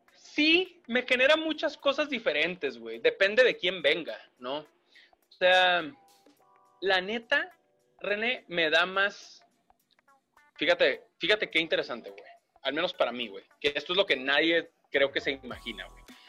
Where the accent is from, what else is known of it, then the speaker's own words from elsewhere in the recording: Mexicali, Baja California, Mexico; moved away as an adult; also born or lived in Monterrey; de niño en Mexicali